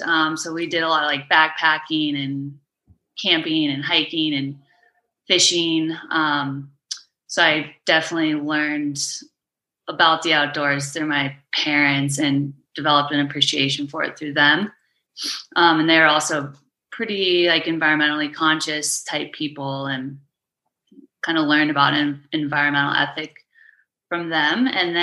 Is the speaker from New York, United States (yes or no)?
no; Monument, Colorado, United States; I grew up on the Front Range of Colorado in a little town called Monument, which is between Colorado Springs and Castle Rock. It's a beautiful town